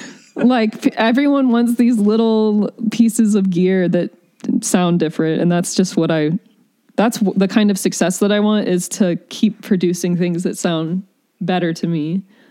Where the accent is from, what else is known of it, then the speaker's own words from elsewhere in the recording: the South, United States; I think that has to do with growing up in the South, in the sunshine, where there's wide open spaces and nature.